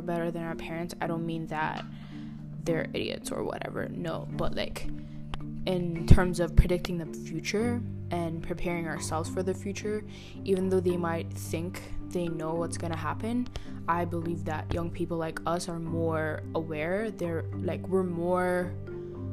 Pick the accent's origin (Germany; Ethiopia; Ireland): Ethiopia; moved away; I grew up in Ethiopia. We all grew up in Ethiopia